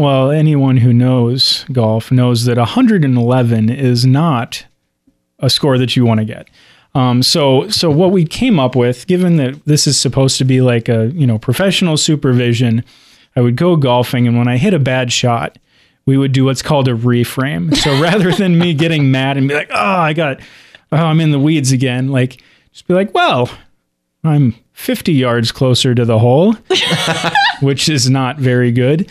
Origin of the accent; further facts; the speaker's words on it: Cincinnati, Ohio, United States; moved away; also born or lived in Dallas; growing up in Cincinnati